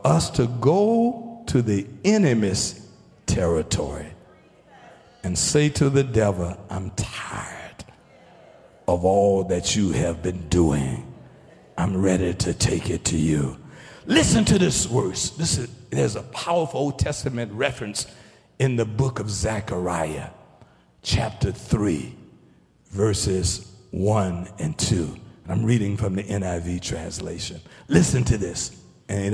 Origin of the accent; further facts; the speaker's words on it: Taylors, South Carolina, United States; I was a young man coming up, growing up in Taylor's.